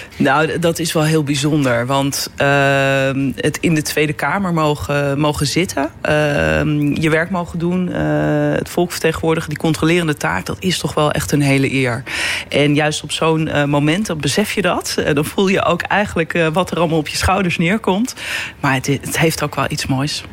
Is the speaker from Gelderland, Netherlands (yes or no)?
no; Beets, North Holland, Netherlands; moved away as an adult; now in The Hague, Netherlands; ik kom uit het Noord-Hollandse. in Beets wonen heel veel mensen uit Amsterdam-Noord.